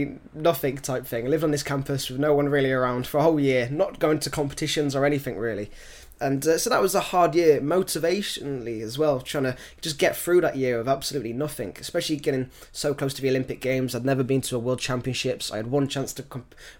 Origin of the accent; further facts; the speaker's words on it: United Kingdom; moved away as an adult; also born or lived in Ireland; now in Dublin, Ireland; I grew up in the British system